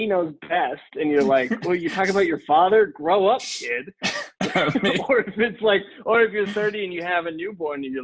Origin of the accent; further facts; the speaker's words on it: Helena, Montana, United States; we had one Reynolds drug in growing up in Helena, Montana